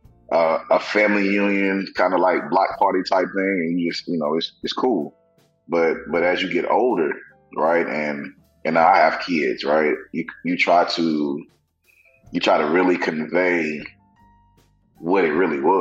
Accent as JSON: {"language": "English", "town": "Tyler", "region": "Texas", "country": "United States", "tie": "born or raised there", "said": "growing up in Tyler, mm-hmm. or small town Texas"}